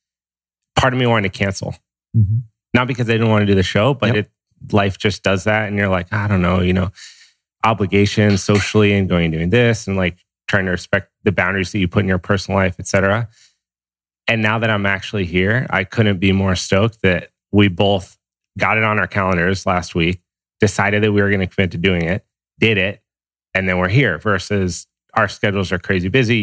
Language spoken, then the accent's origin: English; Steamboat Springs, Colorado, United States; now in Santa Monica, United States; I grew up in Steamboat Springs, Colorado